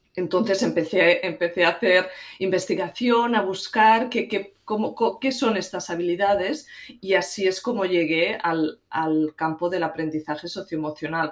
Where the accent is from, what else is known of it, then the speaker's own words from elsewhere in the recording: Catalonia, Spain; moved away as an adult; now in United States; Soy originalmente catalana, pero llevo en Estados Unidos unos 17 años